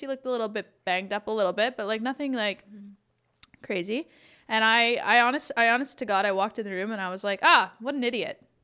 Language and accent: English; Listowel, Ontario, Canada; also born or lived in Arthur, Ontario / Palmerston, Ontario; now in Toronto, Canada; I grew up in Listowel